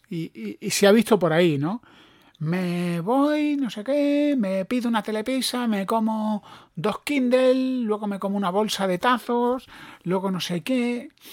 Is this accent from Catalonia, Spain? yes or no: no; Granada, Andalusia, Spain; yo soy de Granada